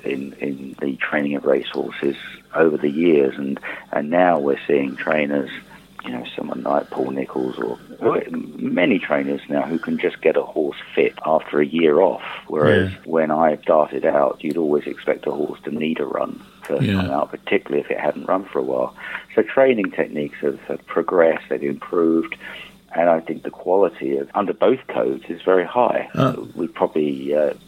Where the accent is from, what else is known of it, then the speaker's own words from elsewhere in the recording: Shoreham-by-Sea, South East England, United Kingdom; I grew up in the southeast. Shoreham-by-Sea was my hometown